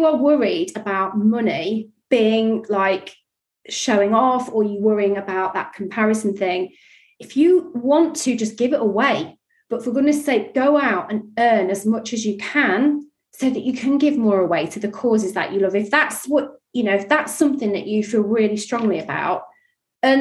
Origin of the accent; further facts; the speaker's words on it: Yorkshire and the Humber, United Kingdom; I grew up in Yorkshire